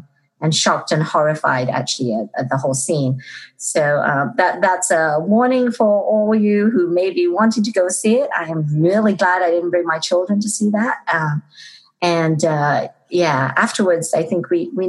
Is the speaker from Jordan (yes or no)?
no; Liverpool, North West England, United Kingdom; moved away; I'm originally from England, if you didn't know. And I'm from Liverpool.